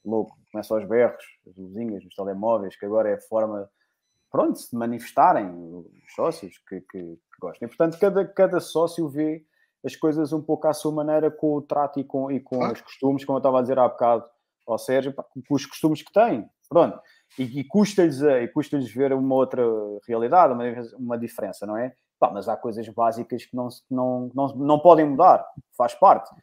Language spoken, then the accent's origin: Portuguese; Lisbon, Portugal; nós próprios que vivemos em Lisboa, também sou aqui do, do Distrito de Lisboa